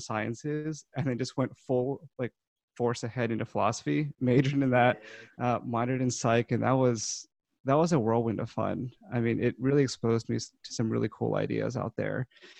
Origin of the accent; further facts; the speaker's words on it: Baltimore County, Maryland, United States; moved away as an adult; also born or lived in St. Louis; I grew up, born and raised in Baltimore County, Maryland. Stayed around that area for most of my life into college when I moved over to St. Louis and went to WashU for 4 years.